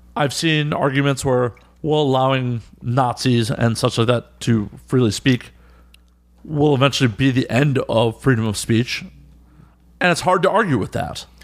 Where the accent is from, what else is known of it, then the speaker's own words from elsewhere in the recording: Midwest, United States; now in New York, United States; I'm from the Midwest